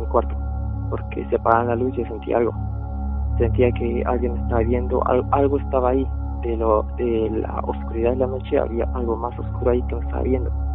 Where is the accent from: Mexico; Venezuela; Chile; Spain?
Chile; also born or lived in Bolivia; Yo realmente soy originario de Bolivia, pero salí con Chile. Eh, mi mamá me trajo de muy pequeño aquí.